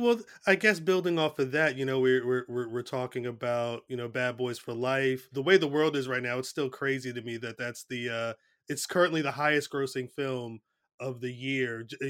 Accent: Trenton, New Jersey, United States; also born or lived in Hamilton, New Jersey; I'm in Hamilton. I grew up in Trenton, but I've been living in Hamilton for about 18 years. It's like right in the middle of the state.

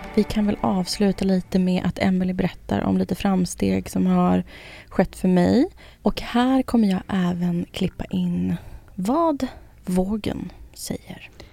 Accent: Södertälje, Stockholm County, Sweden; Jag är från Södertälje, det är liksom kebabens stad

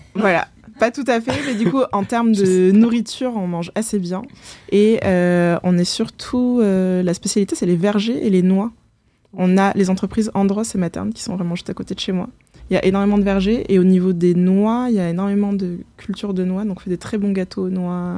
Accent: Saint-Céré, Occitania, France; now in Paris, France; J'ai grandi là-bas, du coup j'ai fait, je suis arrivée voilà, pendant la maternelle dans le Lot, et à Saint-Céré

